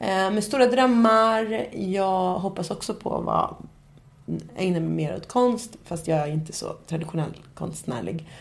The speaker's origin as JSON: {"language": "Swedish", "town": "Nacka", "region": "Stockholm County", "country": "Sweden", "also_born_or_lived": "Ecuador", "said": "jag är också från Stockholm. Ehm, jag kommer från en fin förort"}